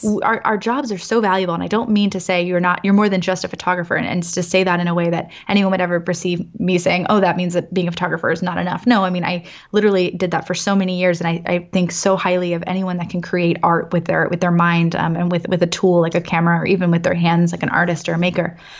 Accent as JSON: {"language": "English", "town": "Annapolis", "region": "Maryland", "country": "United States", "tie": "born or raised there", "moved": "yes", "lives_now": "San Francisco, United States", "said": "born and raised in Annapolis, as I mentioned, like, I'm East Coast all the way."}